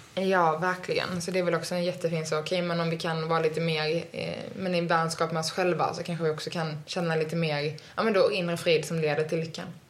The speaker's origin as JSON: {"language": "Swedish", "country": "Sweden"}